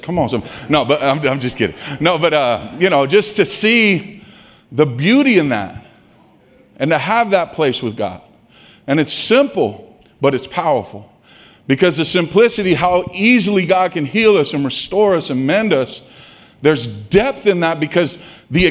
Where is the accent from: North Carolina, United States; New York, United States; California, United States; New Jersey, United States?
California, United States; Stockton; I grew up in Stockton.